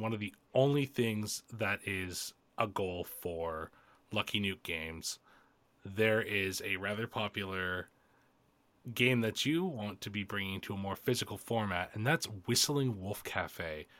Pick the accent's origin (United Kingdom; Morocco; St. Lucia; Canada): Canada; I'm Canadian.